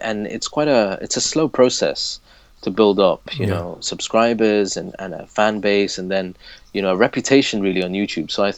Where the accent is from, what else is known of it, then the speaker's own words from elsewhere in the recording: Leicester, East Midlands, United Kingdom; moved away as an adult; now in Abu Dhabi, United Arab Emirates; I'm originally from Leicester, born and raised, which is in the East Midlands of the UK